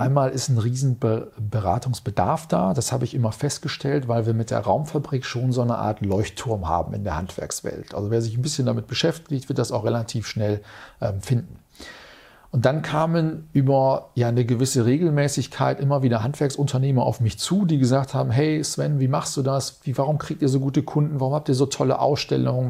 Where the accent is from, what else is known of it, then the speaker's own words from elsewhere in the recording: Münster, North Rhine-Westphalia, Germany; in Münster, meiner Heimatstadt